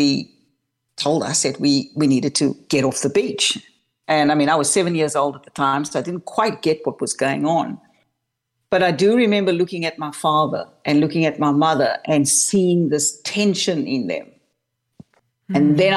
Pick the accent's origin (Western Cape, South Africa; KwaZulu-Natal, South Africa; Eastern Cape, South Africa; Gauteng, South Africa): Western Cape, South Africa; Cape Town; I was born and raised in Cape Town, South Africa